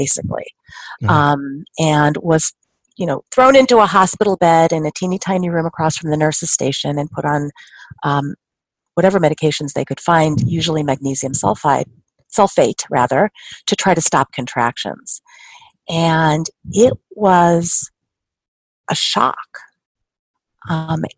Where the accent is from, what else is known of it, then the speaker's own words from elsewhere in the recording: Denver, Colorado, United States; now in Chicago, United States; I am from Denver, born and raised, and I'm calling from Chicago, where I currently live and where I practice